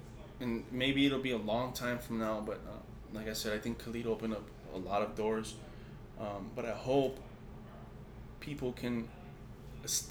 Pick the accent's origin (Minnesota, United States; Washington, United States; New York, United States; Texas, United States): Texas, United States; El Paso; I'm from El Paso